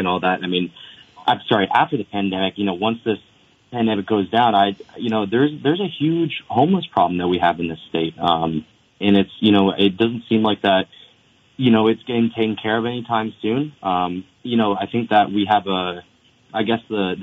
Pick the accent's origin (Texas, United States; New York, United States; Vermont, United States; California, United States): Vermont, United States; Bradford; I grew up in Bradford, Vermont